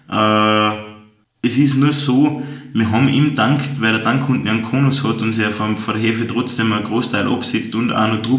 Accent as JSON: {"language": "German", "country": "Austria", "said": "Bei uns in Österreich gibt es leider kein wirkliches Gesetz dafür."}